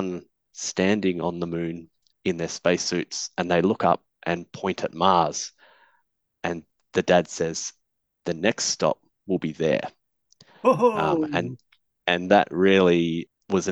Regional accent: Perth, Western Australia, Australia; also born or lived in Canberra, Australia; as a family, we moved across to Perth when I was about 6 years old

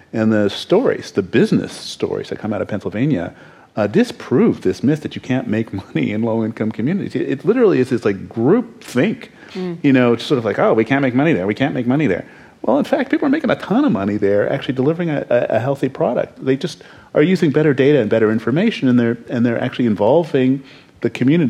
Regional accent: Canada; I'm Canadian, so don't ask me.

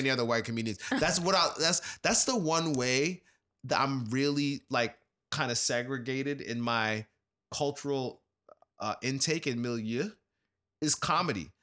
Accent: New York, United States; this is New York. I grew up in New York

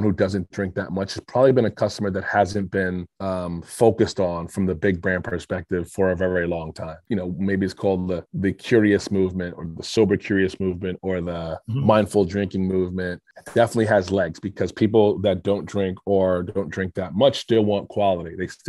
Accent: New York, United States; I'm from New York with a background more in business and like strategy

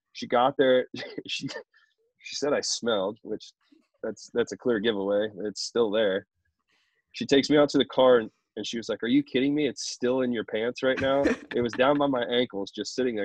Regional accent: Columbus, Ohio, United States; I'm from Ohio, from Columbus

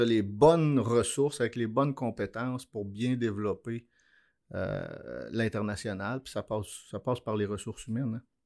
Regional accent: Abitibi-Témiscamingue, Quebec, Canada; je suis né en Abitibi-Témiscamingue

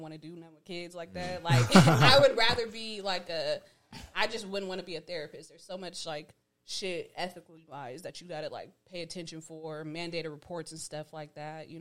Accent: Stockton, California, United States; I grew up in Stockton.

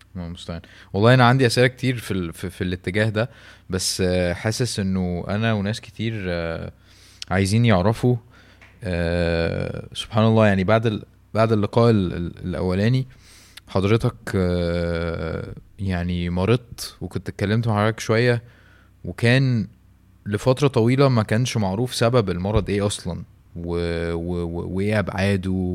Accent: Canada; انا كندي

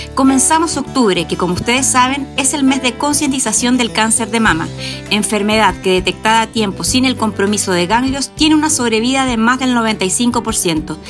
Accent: Chile; ¿Somos dejadas las chilenas

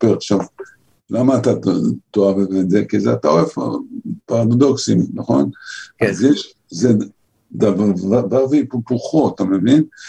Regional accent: Holon, Tel Aviv District, Israel; אני גדלתי בחולון של שנת ה, שנות ה-50 וה-60

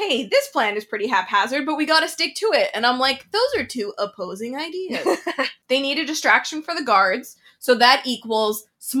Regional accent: Canada; I know I'm Canadian.

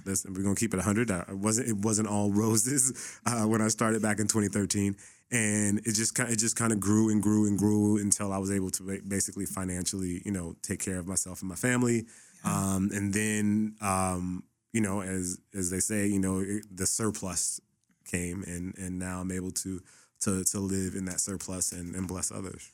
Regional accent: Los Angeles, California, United States; I grew up in the Boys and Girls Club me in Pacoima

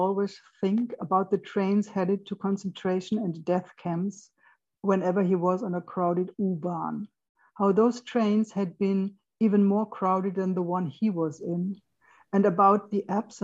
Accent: western Germany, Germany; English is a second language; in Western Germany, where I grew up in the Federal Republic

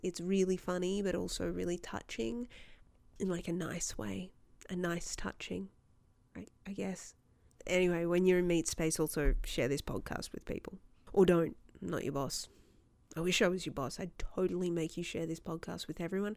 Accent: Australia; as an Australian

